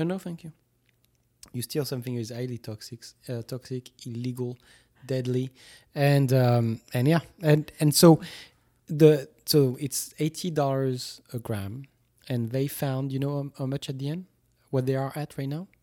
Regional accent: Toulouse, Occitania, France; moved away; drove three hours from Toulouse, from my hometown

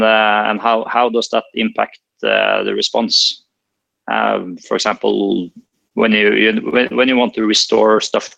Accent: Norway; I'm from Norway.

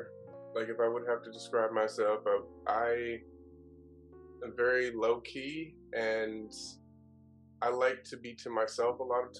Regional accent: Fort Wayne, Indiana, United States; moved away as an adult; also born or lived in Los Angeles, California / Oahu, Hawaii; now in Seattle, United States; In my childhood, I was raised in Indiana

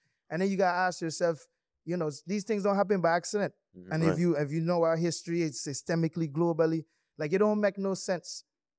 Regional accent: St. Croix, U.S. Virgin Islands; I went to Miami more times growing up on St. Croix than I went to St. Thomas.

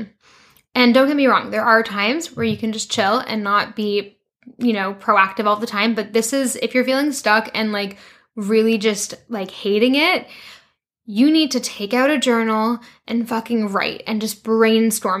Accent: Canada; moved away as an adult; also born or lived in London, United Kingdom / France; now in Vancouver, Canada; go back to Canada

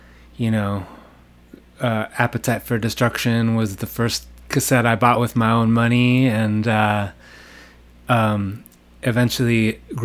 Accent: Los Angeles, California, United States; moved away as an adult; also born or lived in New York City; now in Seattle, United States; I grew up in a small town in Southern California called Los Angeles

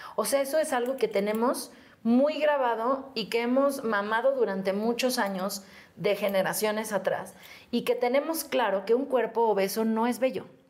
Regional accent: Mexico City, Mexico; de aquí, de México. De Xochimilco.

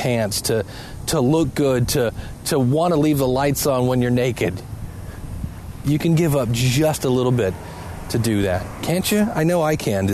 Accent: Ohio, United States; also born or lived in Cleveland, Ohio; I live in Cleveland, Ohio

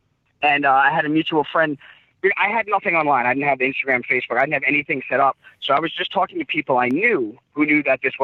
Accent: New York City, New York, United States; I'm from Brooklyn

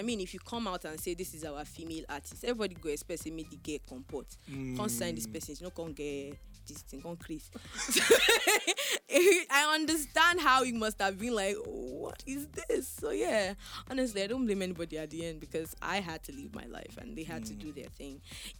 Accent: Ilorin, Kwara, Nigeria; And I came from Ilorin. Anybody in Bitiman is my family member that will come and help my life.

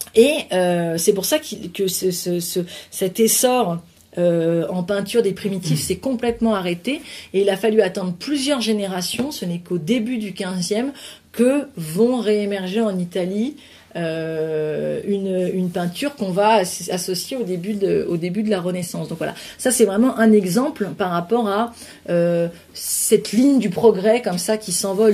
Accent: France; also born or lived in near Burgundy (residence); en tant que Français

